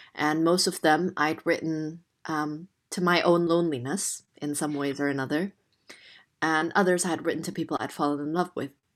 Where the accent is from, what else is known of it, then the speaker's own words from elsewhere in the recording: Jakarta, Indonesia; English is a second language; moved away as an adult; now in London, United Kingdom; I was born Chinese Indonesian in Jakarta in Indonesia, and I was raised there for the first eighteen years